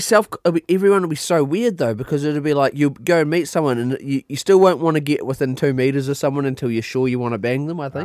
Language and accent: English; New Zealand; accent: New Zealand; moved away; I had a New Zealand accent